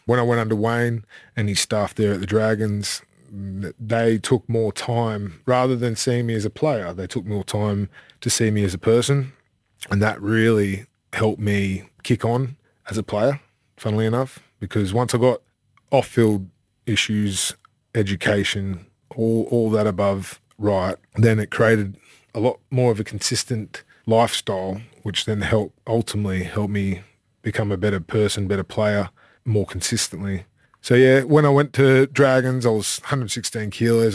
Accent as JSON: {"language": "English", "town": "Sydney", "region": "New South Wales", "country": "Australia", "tie": "born or raised there", "also_born_or_lived": "United Kingdom", "moved": "as an adult", "lives_now": "Mackay, Australia", "said": "I grew up in Avalon, Manly."}